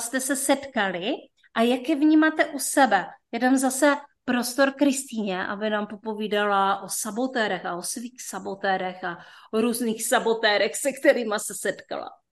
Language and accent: Czech; North Moravia, Czechia; tak jsme všichni ze Severní Moravy. Takže to možná bude dneska slyšet